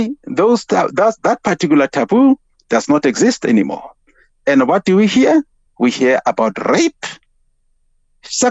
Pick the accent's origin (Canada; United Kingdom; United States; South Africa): South Africa; Free State; I grew up in the Free State.